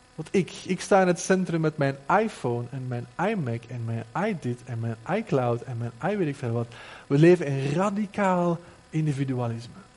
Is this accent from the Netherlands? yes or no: no; Flanders, Belgium; bij ons in Vlaanderen